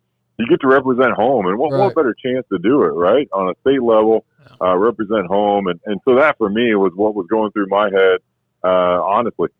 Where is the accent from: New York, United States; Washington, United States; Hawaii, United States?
Washington, United States; growing up in Washington